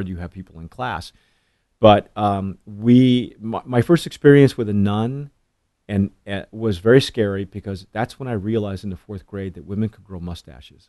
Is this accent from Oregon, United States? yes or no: no; Southern California, United States; I grew up in Southern California